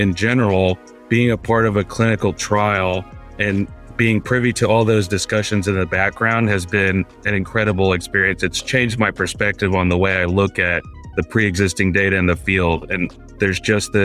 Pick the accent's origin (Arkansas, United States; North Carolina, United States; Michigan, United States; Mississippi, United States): Mississippi, United States; moved away as an adult; also born or lived in India / Atlanta, Georgia; now in Dallas, United States; I was born in India, and I came here with my family when I was just about a year old, and we moved to Mississippi, so that's where I grew up.